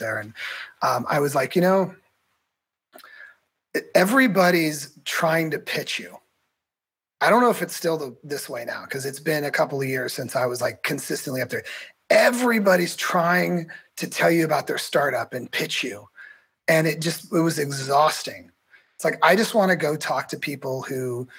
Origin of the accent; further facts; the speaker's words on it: Morgan Hill, California, United States; also born or lived in North Carolina; now in San Diego, United States; I grew up in Morgan Hill, South Bay area.